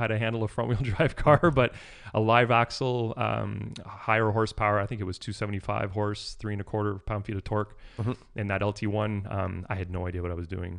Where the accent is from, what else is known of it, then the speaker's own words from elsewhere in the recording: East Coast, United States; When I was in high school, growing up in the East Coast where there isn't a lot of money necessarily, having a car period was considered cool.